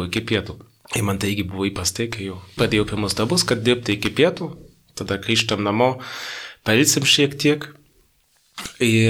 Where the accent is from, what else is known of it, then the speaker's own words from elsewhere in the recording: Northern Bavaria, Germany; Lithuanian is a second language; moved away as an adult; now in Lithuania; Tai aš esu iš Bavarijos, bet aš esu iš Šiaurės Bavarijos, kur yra per pusę protestantų, per pusę katalikų. Tai aš iš protestantų pusės